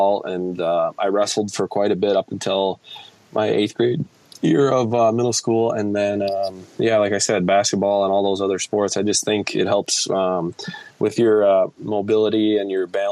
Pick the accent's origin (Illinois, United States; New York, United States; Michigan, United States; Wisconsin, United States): Wisconsin, United States; Columbus; growing up in Wisconsin